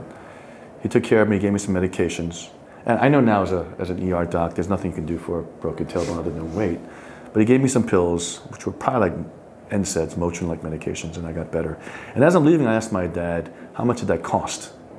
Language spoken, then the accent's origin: English; New York City, New York, United States; Born and raised in Flushing